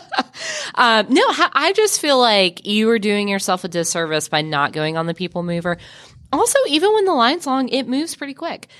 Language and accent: English; Mississippi, United States; I'm from Mississippi